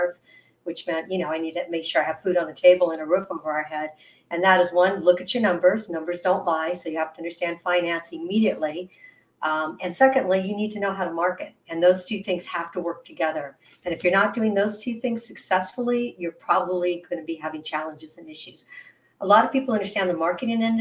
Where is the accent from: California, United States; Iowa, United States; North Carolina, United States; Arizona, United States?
Arizona, United States; Phoenix; moved away; also born or lived in San Diego; my hometown of Phoenix